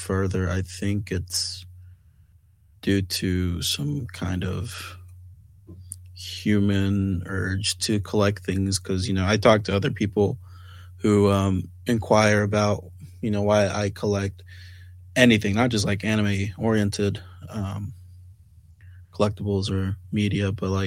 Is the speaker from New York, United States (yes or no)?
no; California, United States; I was growing up in California